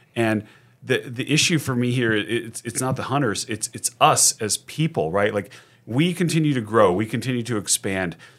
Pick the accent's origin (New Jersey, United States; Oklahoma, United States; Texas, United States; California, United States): California, United States; Sacramento; I grew up in Sacramento